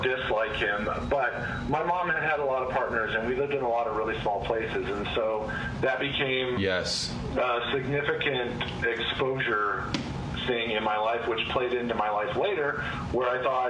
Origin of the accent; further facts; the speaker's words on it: Montana, United States; born there; Yeah, so my social security number says I was born in Montana.